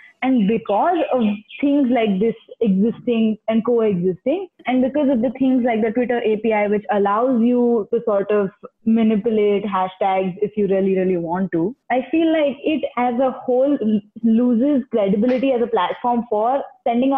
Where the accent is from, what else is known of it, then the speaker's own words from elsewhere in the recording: Ahmedabad, Gujarat, India; moved away as an adult; now in United States; I'm from Ahmedabad, born and brought up, but I have been studying in the US for the past 2 years.